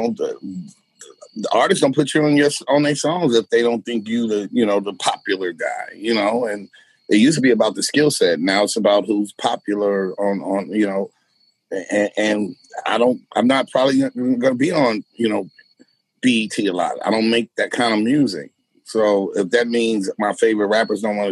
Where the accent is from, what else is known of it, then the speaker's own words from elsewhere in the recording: United States; as American and urban Puerto Ricans and Blacks